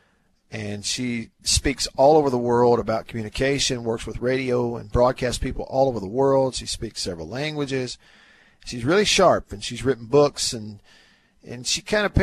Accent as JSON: {"language": "English", "town": "Tupelo", "region": "Mississippi", "country": "United States", "tie": "born or raised there", "lives_now": "Jackson, United States", "said": "my hometown of Tupelo"}